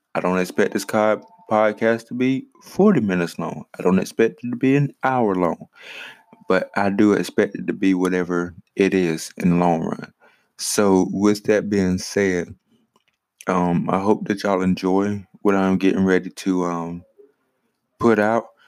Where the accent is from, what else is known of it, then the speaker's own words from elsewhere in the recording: Greenwood, South Carolina, United States; also born or lived in Richmond, Virginia / Saluda, South Carolina; now in Ninety Six, United States; I was born in Greenwood, South Carolina.